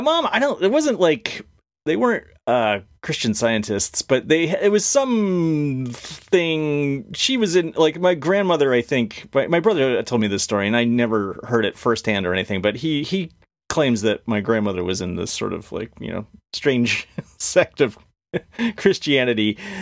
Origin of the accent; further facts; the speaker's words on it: Connecticut, United States; I grew up in Connecticut.